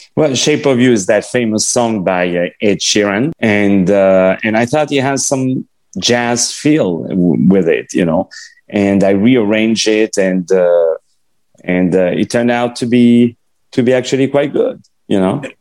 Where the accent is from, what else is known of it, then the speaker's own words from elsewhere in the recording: Paris, Île-de-France, France; first language French; English is a second language; moved away; when I was in Paris and I grew up in Paris